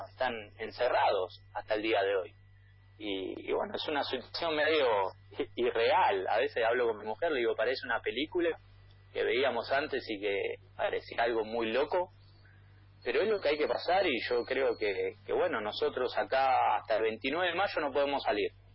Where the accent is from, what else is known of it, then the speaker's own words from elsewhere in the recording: Argentina; accent: Argentine; moved away as an adult; also born or lived in Spain; now in Columbus, United States; ya hablo, hablo, argentino, la tonada no se pierde nunca